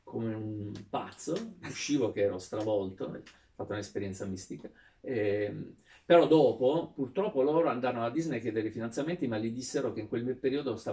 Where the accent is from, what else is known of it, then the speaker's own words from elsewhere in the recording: Sardinia, Italy; da sardo granitico che arrivava, in, eh, arrivava, a Milano senza avere la capacità neanche di disegnare